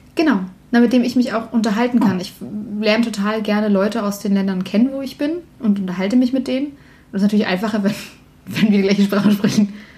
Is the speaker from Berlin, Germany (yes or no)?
yes; Berlin, Germany; die Kirchengemeinde bei uns in Berlin